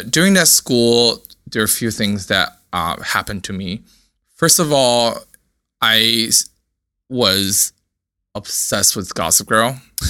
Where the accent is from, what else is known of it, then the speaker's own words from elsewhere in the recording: Shenzhen, Guangdong, China; I am a 90s kid, born and raised in China, south of China, right next to Hong Kong, a city called Shenzhen.